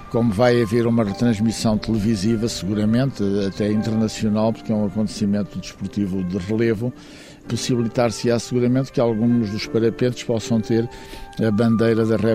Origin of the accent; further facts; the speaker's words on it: Portugal; pelo menos da nossa própria história, daquilo que nós somos como portugueses com autores portugueses.